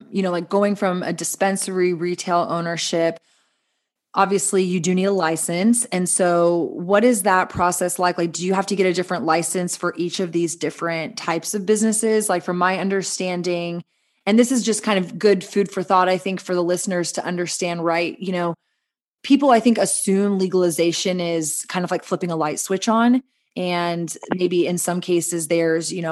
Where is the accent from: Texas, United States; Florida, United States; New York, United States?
Texas, United States; poking at Texas, you know, my home state, your home state